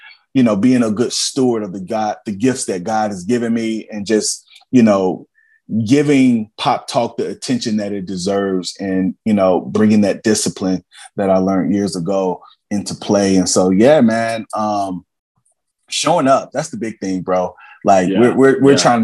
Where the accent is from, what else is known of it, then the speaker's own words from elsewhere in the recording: Cincinnati, Ohio, United States; also born or lived in Columbia, Tennessee; I'm from, I'm from Evanston, Cincinnati, man. I'm from Warner Hills, Madisonville, Brown. I'm from the south side of Columbia, Tennessee